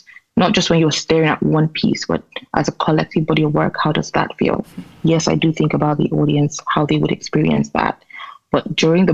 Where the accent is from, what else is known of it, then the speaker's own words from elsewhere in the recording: Enugu, Enugu State, Nigeria; growing up in Nigeria as a woman